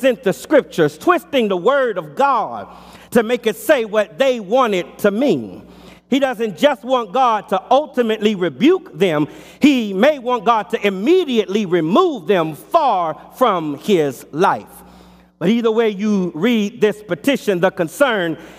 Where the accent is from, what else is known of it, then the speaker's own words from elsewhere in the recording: Los Angeles, California, United States; As a boy growing up in Los Angeles in our childhood home